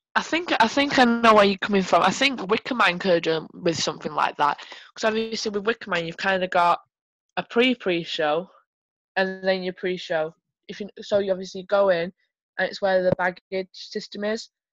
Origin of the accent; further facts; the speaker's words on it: Manchester, North West England, United Kingdom; I'm from Manchester.